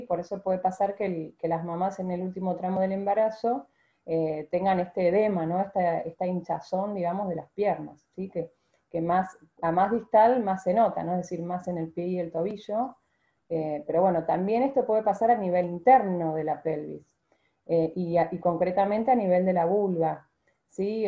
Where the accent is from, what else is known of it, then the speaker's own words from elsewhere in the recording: Argentina; ser la primera argentina